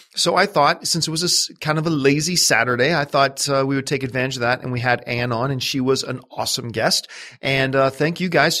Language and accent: English; Canada; I'm Canadian